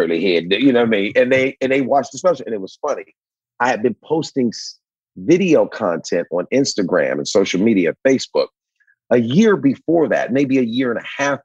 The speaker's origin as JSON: {"language": "English", "town": "Cleveland", "region": "Ohio", "country": "United States", "tie": "born or raised there", "moved": "yes", "said": "My grandfather owned an asphalt company when I came up in Cleveland"}